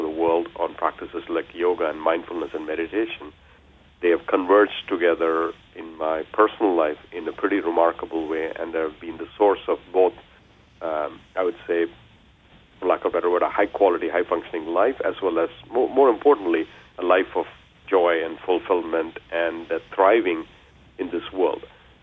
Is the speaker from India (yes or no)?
yes; India; now in United States; I was born and raised in India